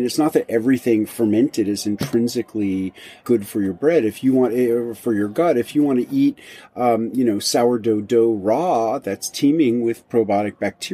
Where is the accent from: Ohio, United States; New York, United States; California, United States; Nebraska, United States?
New York, United States; New York City; moved away as an adult; also born or lived in rural Tennessee; now in Tennessee, United States; in 1993, I moved from New York City, which was where I was born and raised, to rural Tennessee